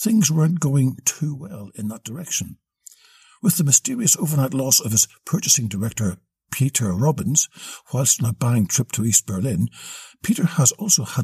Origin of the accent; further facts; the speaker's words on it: Australia; As an Australian